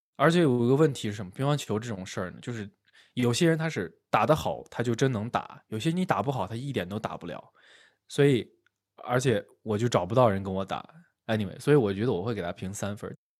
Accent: China; now in United States; 我作为一个中国人，我到了美国来之后

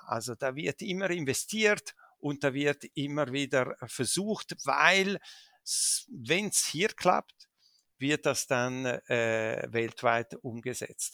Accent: Switzerland; also born or lived in Dolomites, Italy (family origin); ich bin hier geboren, hier aufgewachsen. Ich bin auch Schweizer und, äh, und fühle mich auch als Schweizer

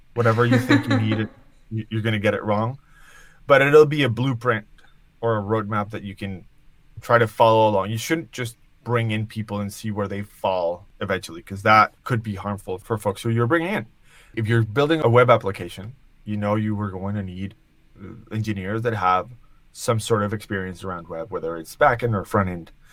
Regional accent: Colombia; now in New York, United States; I live in New York. I was born in Colombia

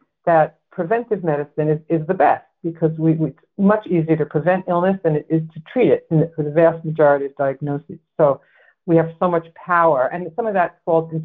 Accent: Massachusetts, United States; my home state here

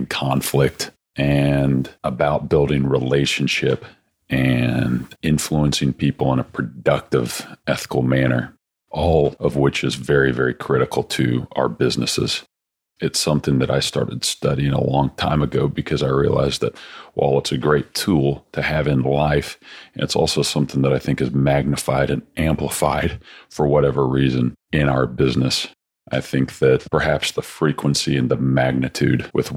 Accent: Austin, Texas, United States; Dell, which is headquartered here in my hometown of Austin

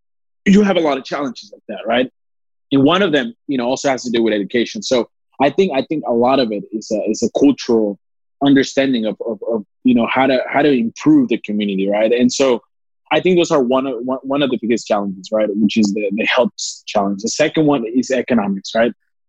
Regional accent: South Texas, United States; It was a great experience growing up in the border town. So growing up in South Texas, it has its challenges as well.

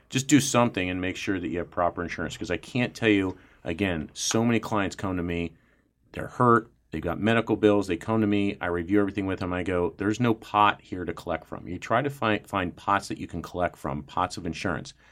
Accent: Columbus, United States; I grew up in Columbus.

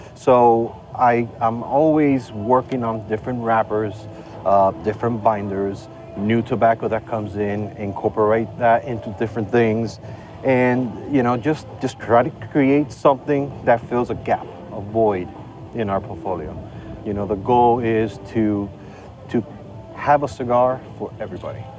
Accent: Estelí, Nicaragua; I'm a Northerner in the country

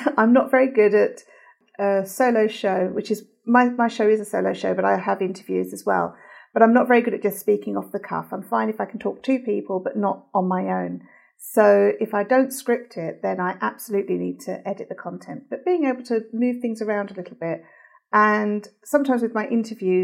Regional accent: London, United Kingdom; I'm from London, England.

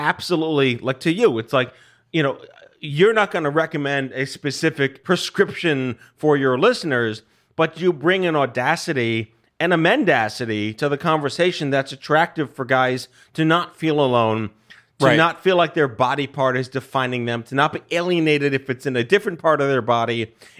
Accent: New York, United States; I was born and raised in New York.

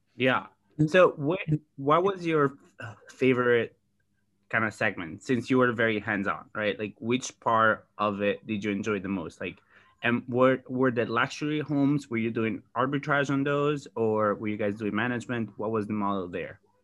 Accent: Sardinia, Italy; moved away; I am in my hometown in Sardinia

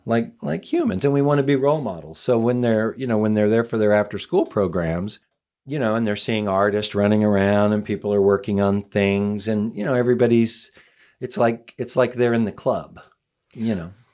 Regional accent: Oklahoma, United States; moved away as an adult; now in Los Angeles, United States; I was from Oklahoma, so I came out here to be an actor

